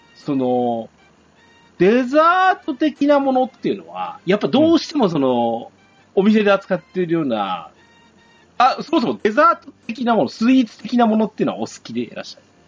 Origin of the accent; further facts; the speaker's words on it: Yamagata, Japan; うちの地元だと、まあ、これリンゴもそうですね